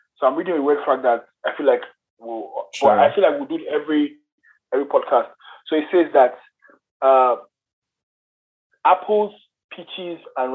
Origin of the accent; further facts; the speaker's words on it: Nigeria; I'm a Nigerian